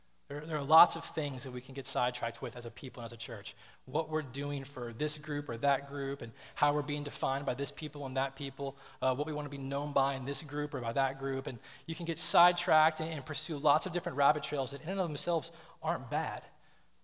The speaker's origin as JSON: {"language": "English", "region": "the South", "country": "United States", "tie": "born or raised there", "said": "I grew up in the South, and then we traveled a lot"}